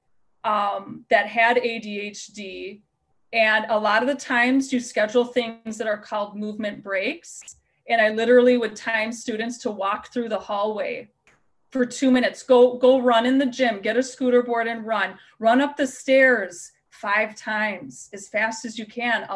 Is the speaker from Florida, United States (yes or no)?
no; Wisconsin, United States; accent: Wisconsin; moved away as an adult; also born or lived in Colorado; Since living back in Wisconsin, since I lived in Colorado for 12 years, mm-hmm. my Wisconsin accent has just gotten worse and worse and worse